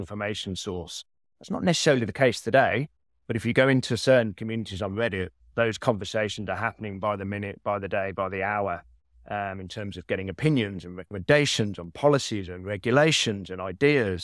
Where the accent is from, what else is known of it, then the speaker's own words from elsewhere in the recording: Birmingham, West Midlands, United Kingdom; accent: Birmingham; moved away as an adult; now in New York, United States; I've kept the Birmingham British accent